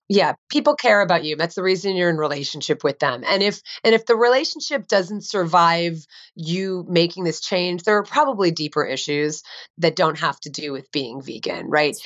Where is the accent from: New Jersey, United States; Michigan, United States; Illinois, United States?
New Jersey, United States; I grew up in New Jersey